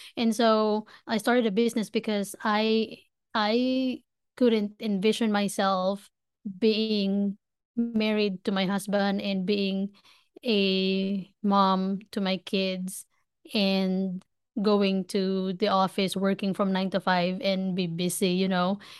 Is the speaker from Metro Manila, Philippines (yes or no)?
yes; Manila, Metro Manila, Philippines; moved away as an adult; now in United States; I was born and raised in Manila, Philippines. I moved from the Philippines to the States just about three and a half years ago